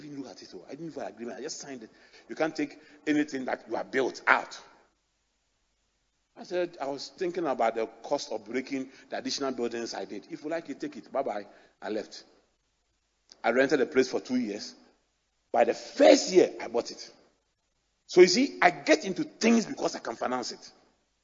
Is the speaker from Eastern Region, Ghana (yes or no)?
no; Accra, Greater Accra, Ghana; I grew up in Adabraka